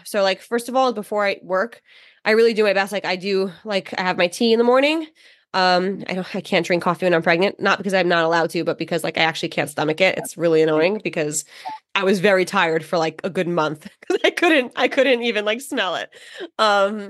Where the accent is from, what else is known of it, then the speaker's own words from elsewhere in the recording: New York, United States; I speak very fast. I'm from New York